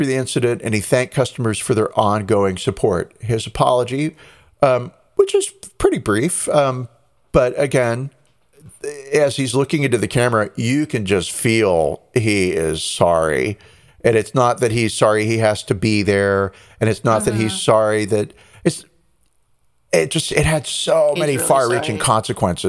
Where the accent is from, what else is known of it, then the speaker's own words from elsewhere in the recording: United States; as an American